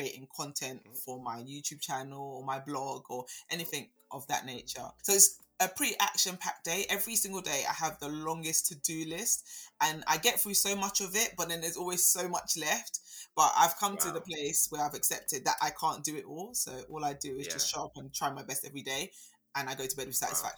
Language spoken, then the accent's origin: English; London, United Kingdom; also born or lived in Birmingham; I was born and raised in Southeast London